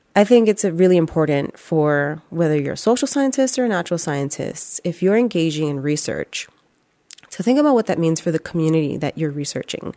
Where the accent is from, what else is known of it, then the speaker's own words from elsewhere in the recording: New York City, New York, United States; growing up in the Bronx